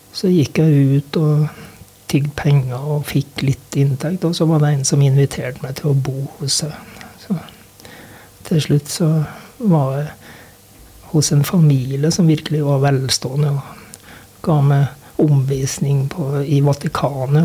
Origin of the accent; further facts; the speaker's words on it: Sunndalsøra, Møre og Romsdal, Norway; moved away as an adult; also born or lived in Røros; now in Os, Norway; jeg kom jo fra Sunndalsøra